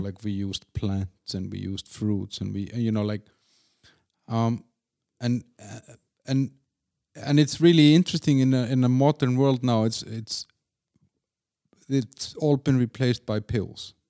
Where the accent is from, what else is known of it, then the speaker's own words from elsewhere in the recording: Iceland; also born or lived in Denmark; now in Prague, Czechia; I'm from Iceland, then I lived in Denmark